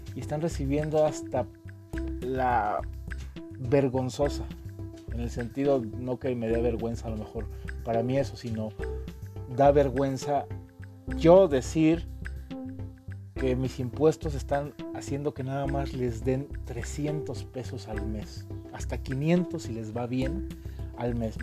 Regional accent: Mexico; nosotros como mexicanos

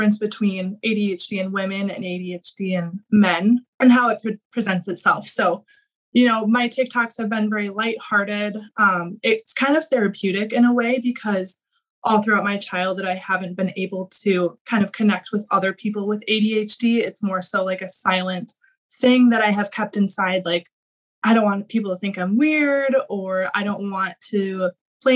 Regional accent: Minnesota, United States; I'm from Minnesota. So kind of grew up in the suburbs area

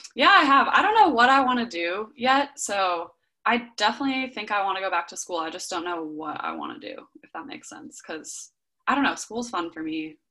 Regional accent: Southern California, United States; also born or lived in Berkeley, California; I grew up in Southern California and the sun's out 99% of the days

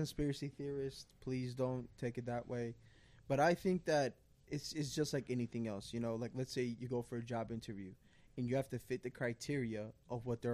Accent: New York City, New York, United States; I grew up in Queens

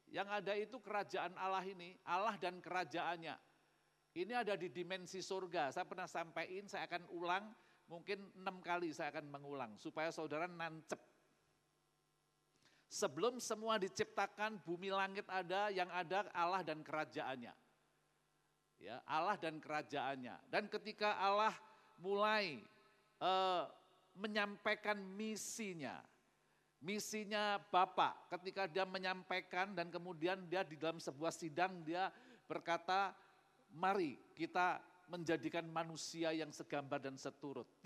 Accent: Magetan, East Java, Indonesia; born there; Jadi Magetan ini kota kelahiran saya

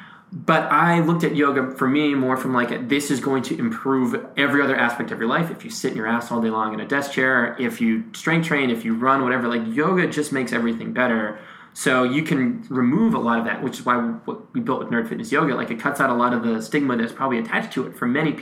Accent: Massachusetts, United States; moved away; also born or lived in Nashville; I grew up in Massachusetts

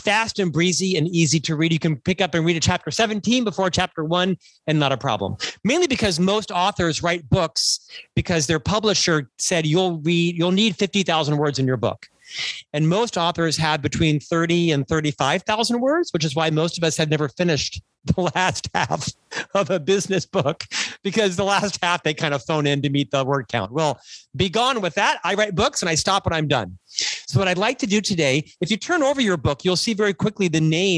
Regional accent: Winter Park, Florida, United States; moved away as an adult; now in Utah, United States; I was actually born and raised in Winter Park, Florida

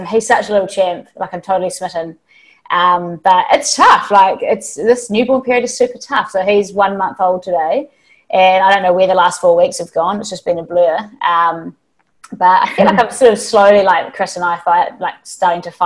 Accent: New Zealand; moved away as an adult; now in Hong Kong; I'm a New Zealander, but I've been living out in Hong Kong for 5 years

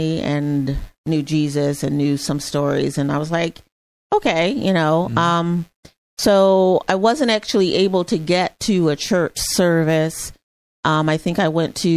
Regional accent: Chicago, Illinois, United States; also born or lived in Miami; I'm originally from Chicago. So I moved back to Chicago, from school and kind of started my career here

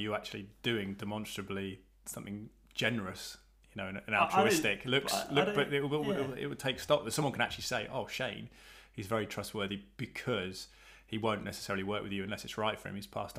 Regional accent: London, United Kingdom; moved away; I never lived east. I was born in East London, but all our family was west.

